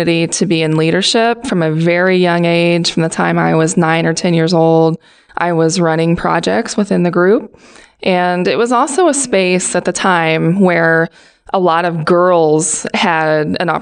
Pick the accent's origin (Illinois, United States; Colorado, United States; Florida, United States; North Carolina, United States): Illinois, United States; Pittsfield; My hometown is Pittsfield, Illinois